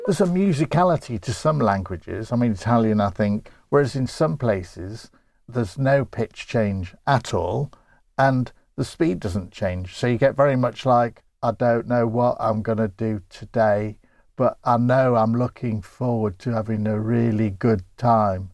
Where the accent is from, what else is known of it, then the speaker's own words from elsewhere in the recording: Grimsby, Yorkshire and the Humber, United Kingdom; accent: Grimsby; I'm from Grimsby